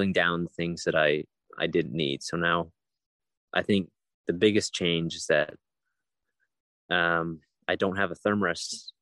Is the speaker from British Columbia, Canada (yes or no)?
no; Ontario, Canada; I come from Ontario, Canada. I was born and raised there